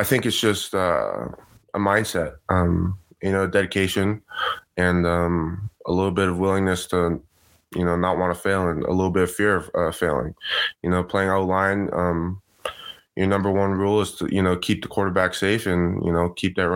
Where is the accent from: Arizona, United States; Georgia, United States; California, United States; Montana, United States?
California, United States; San Juan Capistrano; I was at a really small Christian school or private school in my hometown, San Juan